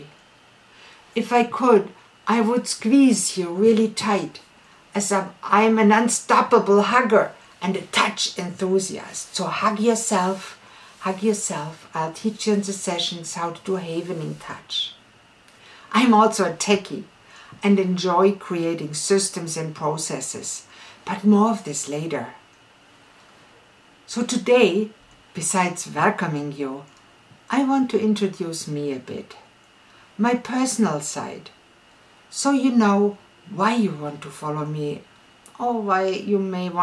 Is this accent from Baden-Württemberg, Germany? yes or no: yes; Ulm, Baden-Württemberg, Germany; I was born in Ulm, in southwest Germany.